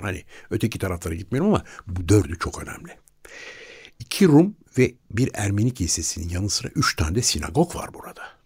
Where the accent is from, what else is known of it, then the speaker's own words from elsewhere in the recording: Istanbul, Turkey; Ben mesela bir Bakırköylü, bir Yeşilköylü olarak